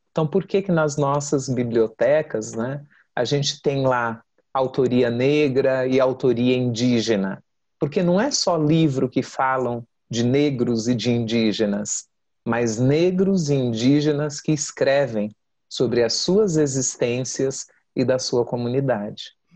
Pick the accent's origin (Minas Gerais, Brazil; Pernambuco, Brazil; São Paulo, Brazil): São Paulo, Brazil; Eu nasci em São Paulo, mas eu sou filha de baianos de Terra Nova